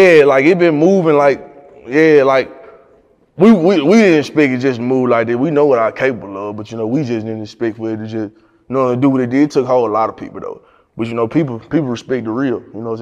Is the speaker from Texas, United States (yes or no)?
no; Tutwiler, Mississippi, United States; moved away as an adult; now in Memphis, United States; I moved from Mississippi to Memphis.